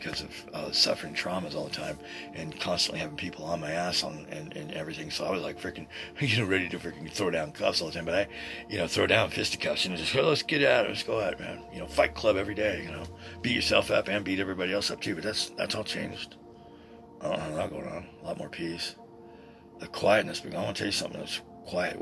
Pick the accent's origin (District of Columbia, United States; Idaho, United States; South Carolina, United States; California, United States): Idaho, United States; Boise; over the Sears store down here in downtown Boise when I was a kid